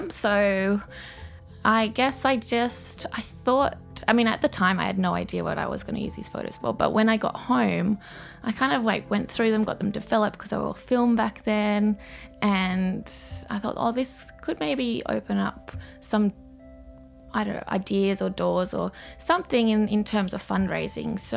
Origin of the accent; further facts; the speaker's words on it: South Africa; born there; so basically, my love of sort of South Africa, where this project starts from, is because I was born in South Africa and I've been going back and affiliated with South Africa for a really long time